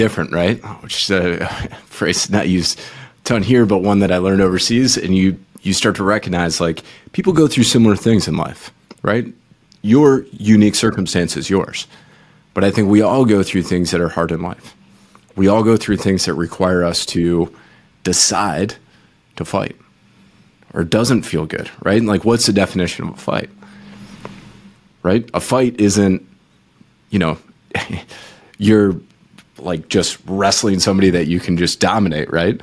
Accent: Michigan, United States; I grew up in Michigan

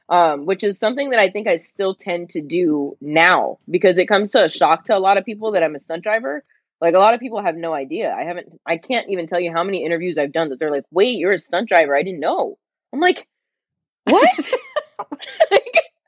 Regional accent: New Jersey, United States; moved away as an adult; now in California, United States; I grew up in New Jersey where we actually have seasons, unlike California where I live now

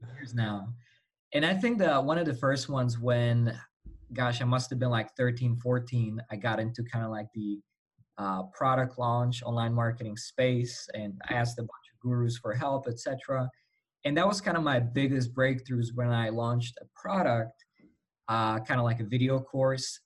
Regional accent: Slovakia; English is a second language; I'm um, from Europe, Slovakia

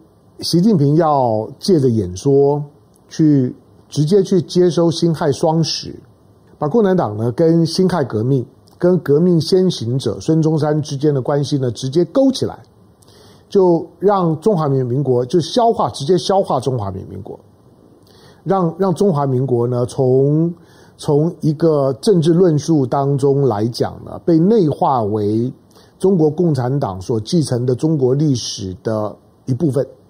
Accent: Taiwan; 我生活在台湾呢，我作为一个一个一个中华民国有感情的人，毕竟我们我们都在这个体系下长大

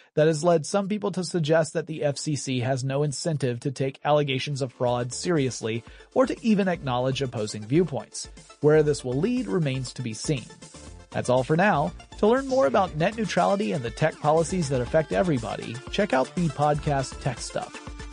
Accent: Georgia, United States; That's a small town in my home state

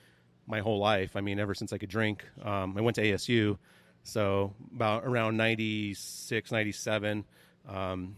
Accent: Arizona, United States; I was born and raised in Arizona.

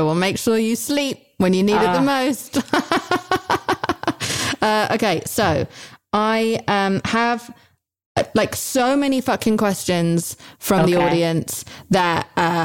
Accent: United Kingdom; I'm British

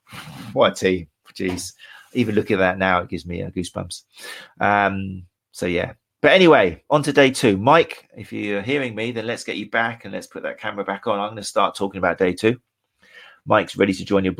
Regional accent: Brighton, South East England, United Kingdom; my hometown of Brighton

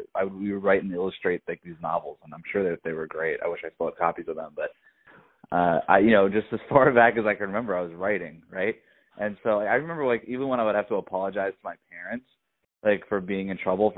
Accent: South Florida, United States; where I grew up in South Florida

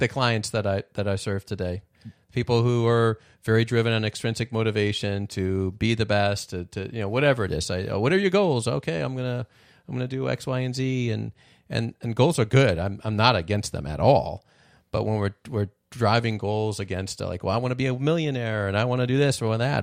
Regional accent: Midwest, United States; born in the Midwest

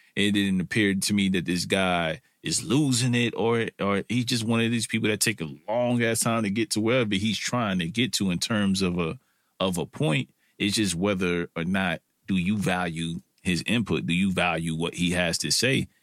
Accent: New York City, New York, United States; I'm a, I'm a kid from Brooklyn, or an old man now, or if people would consider me that, from Brooklyn

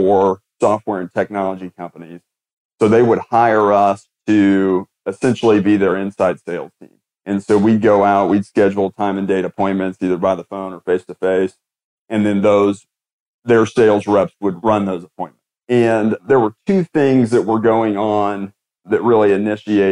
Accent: Indianapolis, Indiana, United States; grew up in Indianapolis, Indiana

